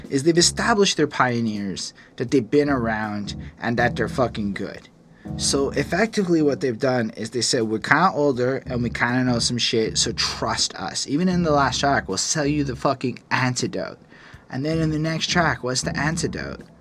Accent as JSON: {"language": "English", "country": "United Kingdom", "said": "I'm British. Rap is my fetish."}